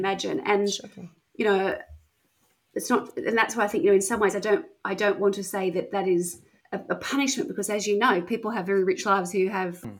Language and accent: English; Wollongong, New South Wales, Australia; now in Perth, Australia; where I grew up in Wollongong